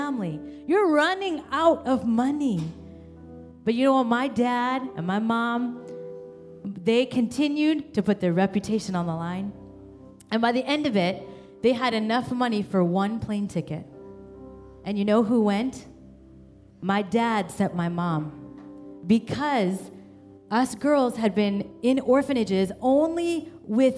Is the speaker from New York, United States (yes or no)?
no; Kansas, United States; born or raised there; also born or lived in India